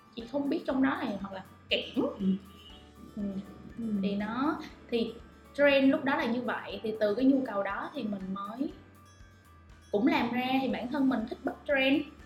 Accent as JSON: {"language": "Vietnamese", "country": "Vietnam", "said": "mình là người Việt Nam"}